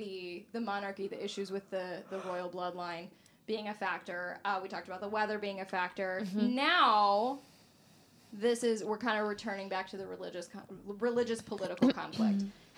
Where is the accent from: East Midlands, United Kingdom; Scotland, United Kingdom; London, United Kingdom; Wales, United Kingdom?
Scotland, United Kingdom; I'm like, man, I'm Scottish to the bone